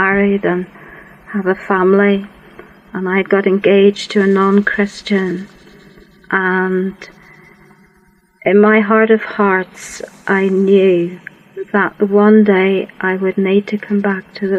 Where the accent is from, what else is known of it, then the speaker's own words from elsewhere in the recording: Worcestershire, West Midlands, United Kingdom; also born or lived in Yorkshire; I grew up in Worcestershire.